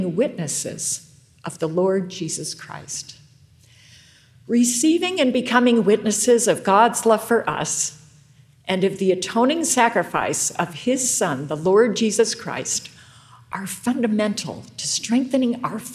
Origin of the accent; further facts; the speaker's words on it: rural Western New York, United States; moved away; I grew up in rural New York, Western New York